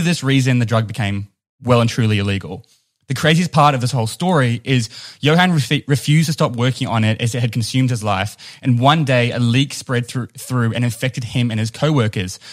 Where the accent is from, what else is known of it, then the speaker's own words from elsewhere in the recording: New Zealand; accent: New Zealand; it's my New Zealand accent